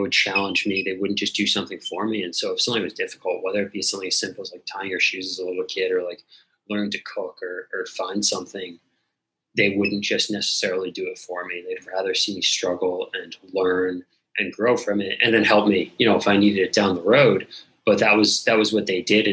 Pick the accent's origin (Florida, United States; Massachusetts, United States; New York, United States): Massachusetts, United States; Newton; I grew up outside of Boston in Newton, Massachusetts